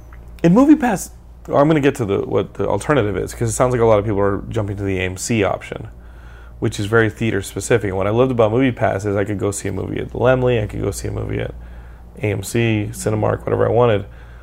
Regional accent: Texas, United States; I'm from Texas, and I can use it. Texas Texas is its own country.

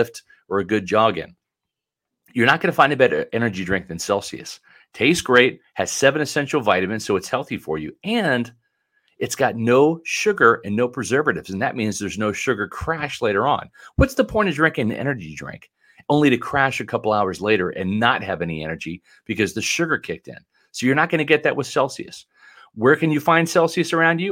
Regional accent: Northern Virginia, United States; moved away; I was born in Northern Virginia

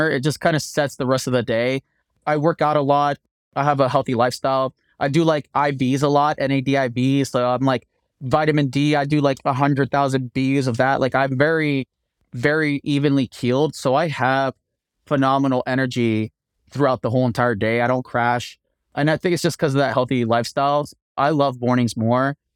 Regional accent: East Coast, United States; now in Denver, United States; Because I come from East Coast, we want everything done yesterday, and I took that East Coast work ethic. I brought it to Denver.

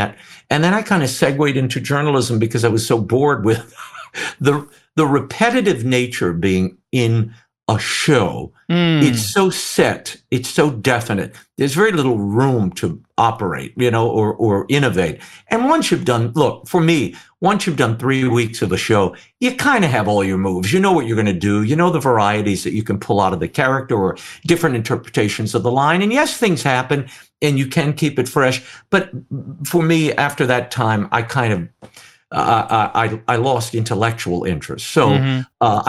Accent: New Orleans, Louisiana, United States; I grew up in New Orleans.

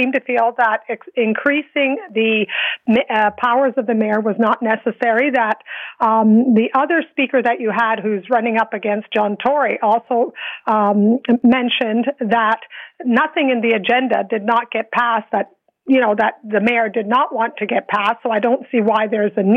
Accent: Toronto, Ontario, Canada; as a Torontonian, born and raised

